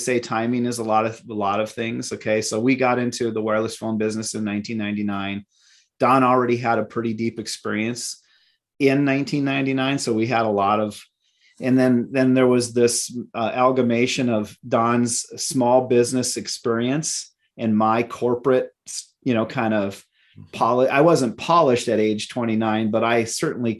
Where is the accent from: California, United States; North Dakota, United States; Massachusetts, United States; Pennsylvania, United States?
North Dakota, United States; Minot; moved away as an adult; now in Minneapolis, United States; out of Minot, my hometown, to Minneapolis.